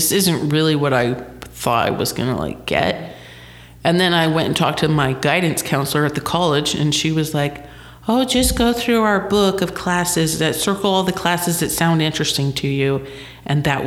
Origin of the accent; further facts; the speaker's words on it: St. George, Utah, United States; I am originally from St. George and I've kind of have that identity with the beehive state